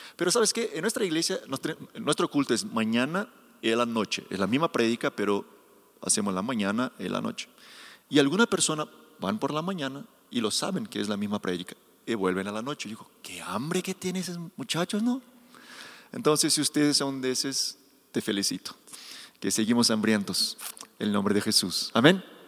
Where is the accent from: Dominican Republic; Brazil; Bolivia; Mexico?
Brazil; Spanish is a second language; soy brasileño